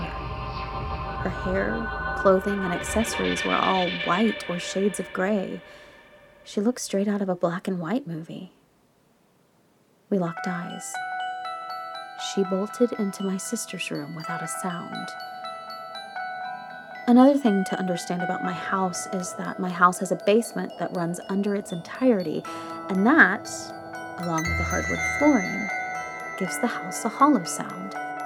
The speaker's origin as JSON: {"language": "English", "town": "El Paso", "region": "Texas", "country": "United States", "tie": "born or raised there", "said": "I grew up in West Texas, El Paso specifically"}